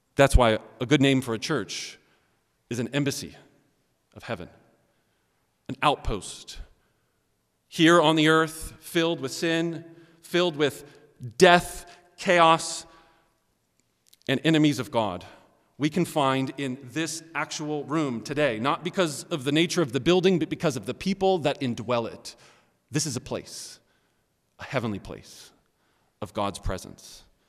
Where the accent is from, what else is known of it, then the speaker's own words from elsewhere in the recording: Johnson City, Tennessee, United States; I was born in Johnson City, Tennessee